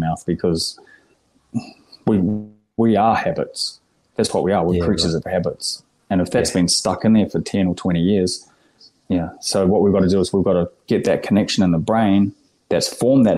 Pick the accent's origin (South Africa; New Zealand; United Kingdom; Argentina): New Zealand; moved away as an adult; now in Australia; Born and raised in New Zealand for the first 30 years